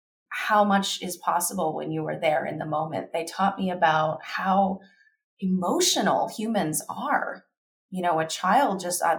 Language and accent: English; Kentucky, United States; I grew up in Kentucky.